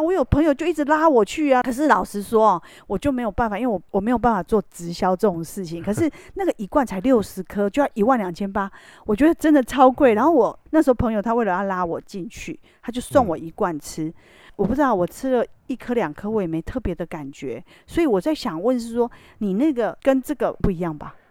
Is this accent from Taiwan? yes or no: yes; Taiwan; 我们台湾人